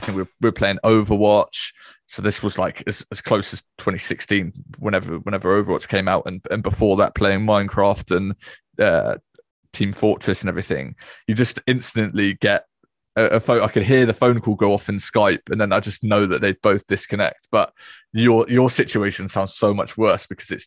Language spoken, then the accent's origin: English; United Kingdom; us British lads, we don't know what seventh grade is. We use like year seven and year eight.